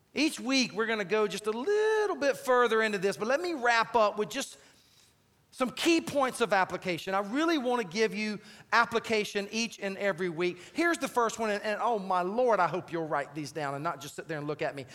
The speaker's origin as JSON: {"language": "English", "region": "South Carolina", "country": "United States", "tie": "born or raised there", "said": "I grew up in South Carolina"}